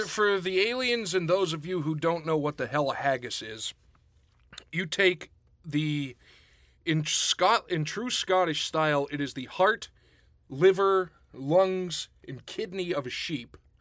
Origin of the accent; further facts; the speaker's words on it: Pittsburgh, Pennsylvania, United States; growing up outside of Pittsburgh